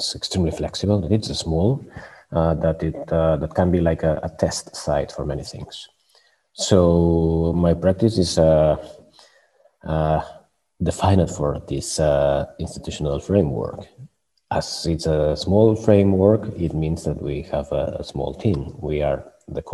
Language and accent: English; Barcelona, Catalonia, Spain; moved away as an adult; now in Stockholm, Sweden; I'm from Barcelona, and I've been living in Sweden for many years